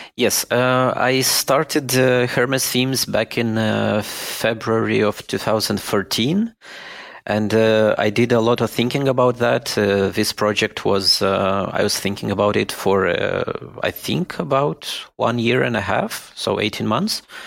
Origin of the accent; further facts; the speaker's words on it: Moldova; moved away as an adult; now in Germany; I was born in Moldova and I lived all my life in Moldova.